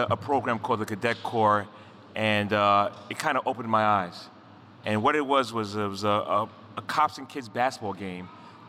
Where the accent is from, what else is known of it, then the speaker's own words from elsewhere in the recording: New York City, New York, United States; growing up in Brooklyn